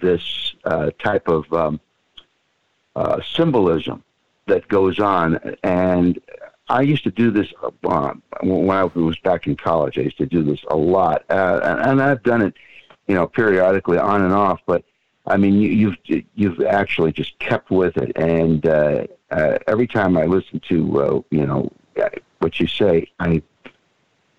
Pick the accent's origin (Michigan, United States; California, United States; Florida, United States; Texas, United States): Florida, United States; Fort Lauderdale; also born or lived in Miami Beach, Florida; I was born and raised here. I was born on Miami Beach, but I've lived all around the United States